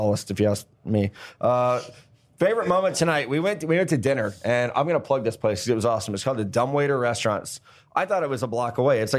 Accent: Midwest, United States; I'm Midwest.

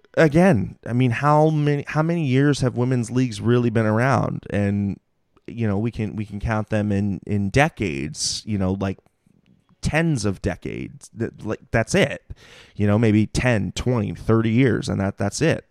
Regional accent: Mountain View, California, United States; I'm a Bay Area native. You know, I'm, I'm from Mountain View

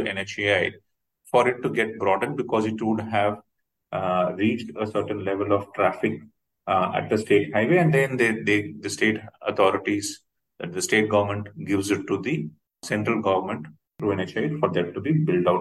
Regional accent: India; as we are in India and as Indian citizens traveling across the country

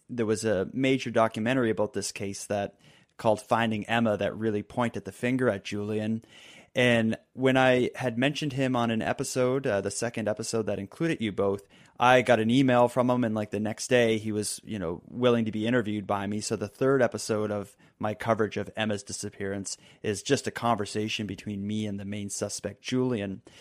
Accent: Halifax, Nova Scotia, Canada; my hometown of Halifax

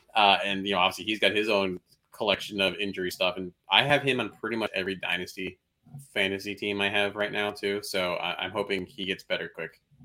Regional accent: Chicago, Illinois, United States; as a Chicagoan

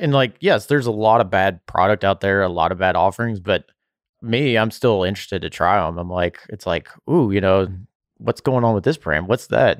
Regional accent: Bardstown, Kentucky, United States; I grew up around Bardstown

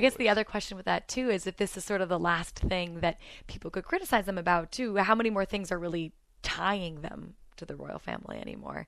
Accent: United States; moved away as an adult; now in United Kingdom; as an American

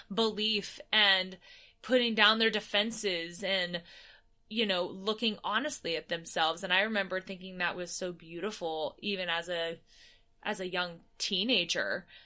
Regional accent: United States; as an American performer

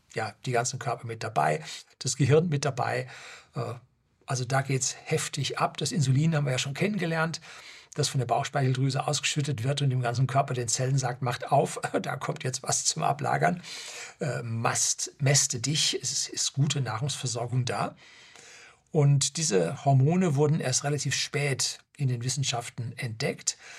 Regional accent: Germany; bei uns in Deutschland

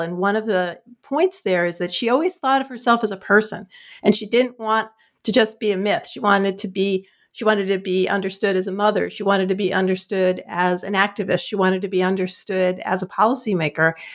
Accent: New Jersey, United States; I'm from New Jersey

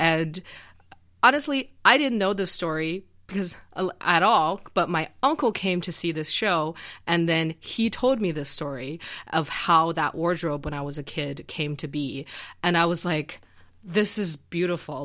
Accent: Xi'an, Shaanxi, China; moved away; I grew up in Xi'an, um, in northwestern China

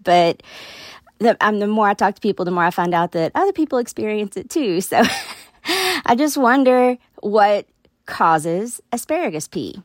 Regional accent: Maynard, Massachusetts, United States; I am from Maynard, Massachusetts

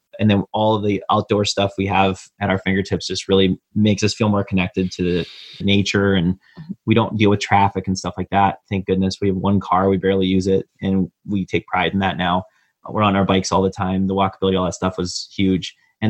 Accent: Midwest, United States; And that was something growing up in the Midwest that I thought was unique to the Midwest, but I don't think it is.

